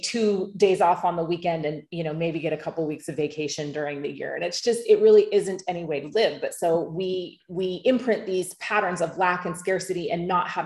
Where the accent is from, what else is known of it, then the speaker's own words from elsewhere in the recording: United States; now in Bali, Indonesia; I'm American